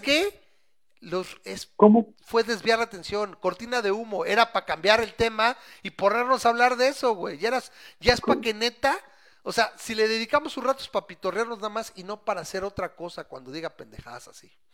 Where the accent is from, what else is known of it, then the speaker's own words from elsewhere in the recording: Mexico; soy mexicano